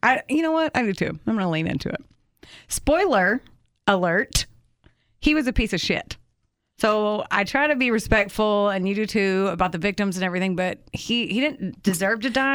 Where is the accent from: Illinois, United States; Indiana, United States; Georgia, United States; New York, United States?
Indiana, United States; Oakland City; I was born in Oakland City, Indiana